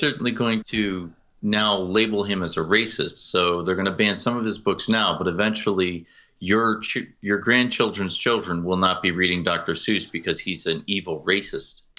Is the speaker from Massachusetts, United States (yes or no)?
yes; outside of Springfield, Massachusetts, United States; I grew up outside of Springfield, Massachusetts